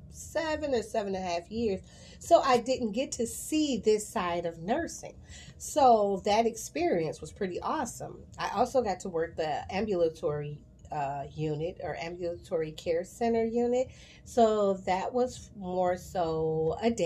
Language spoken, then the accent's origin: English; Chicago, Illinois, United States; I love my city. I'm from Chicago. Shy till